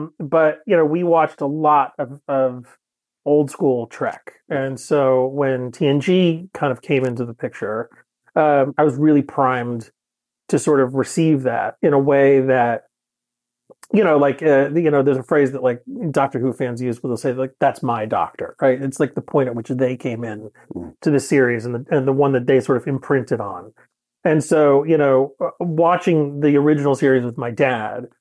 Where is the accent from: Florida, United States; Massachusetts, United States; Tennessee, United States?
Massachusetts, United States; Western; I grew up in Western Massachusetts, in a kind of a small town, you know, just sort of rural Western Mass